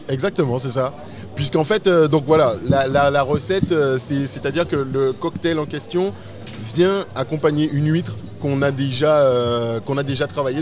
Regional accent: Sainte-Rose, Guadeloupe; also born or lived in Pointe-à-Pitre; now in Paris, France; je viens précisément de Sainte-Rose, mais euh, ma famille est de Pointe-à-Pitre. Moi j'ai fait toutes mes classes à Pointe-à-Pitre, mais j'ai toujours vécu à Sainte-Rose

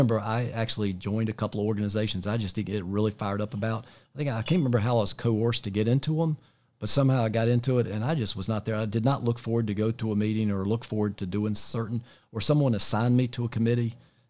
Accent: Charlotte, North Carolina, United States; I grew up in the Eastover Myers Park area. That's where I grew up.

